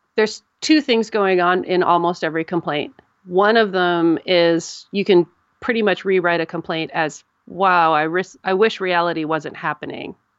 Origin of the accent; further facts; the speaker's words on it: United States; I'm an American